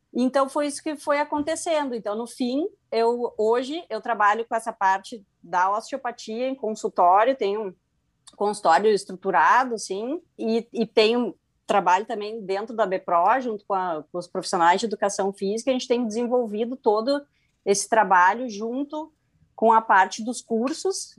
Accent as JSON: {"language": "Portuguese", "region": "Rio Grande do Sul", "country": "Brazil", "said": "me formei em 2005 pela PUC, aqui do Rio Grande do Sul, sou gaúcha"}